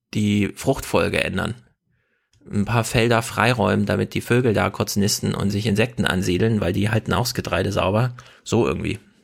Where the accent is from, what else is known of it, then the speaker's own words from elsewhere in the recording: Jena, Thuringia, Germany; ich komme ja aus Jena